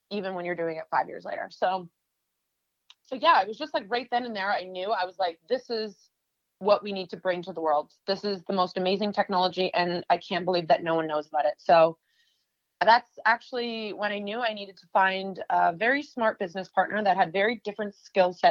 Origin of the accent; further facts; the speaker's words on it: Canada; moved away as an adult; now in New York, United States; I'm originally from Canada. I used to be an international fashion model and came to New York over 10 years ago